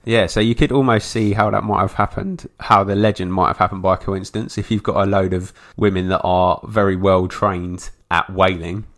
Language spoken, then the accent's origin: English; England, United Kingdom; being English